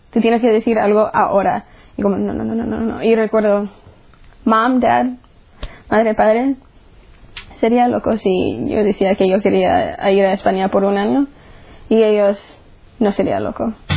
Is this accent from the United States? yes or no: yes; United States; soy de los Estados Unidos y tengo 18 años